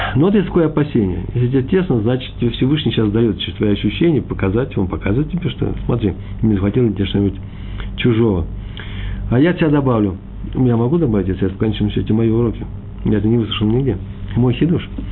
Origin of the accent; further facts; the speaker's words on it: Moscow, Russia; Я из Москвы, мои предки из Чернобыля.